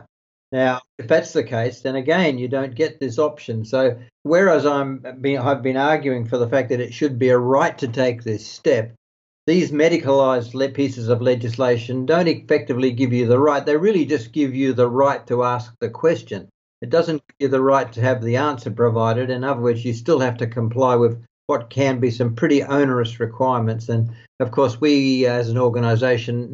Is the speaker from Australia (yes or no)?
yes; Australia; now in Netherlands; my home country, Australia